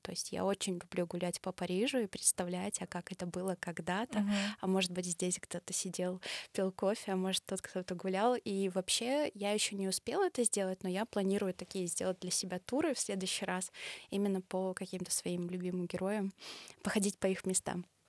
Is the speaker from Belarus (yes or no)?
yes; Belarus; я блогер из Беларуси